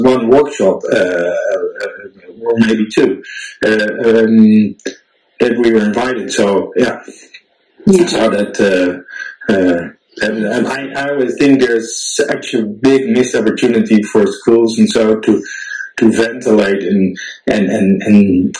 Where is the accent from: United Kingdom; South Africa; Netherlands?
Netherlands; now in Switzerland; you from Ukraine, I'm from Holland, me posting in all kinds of expat groups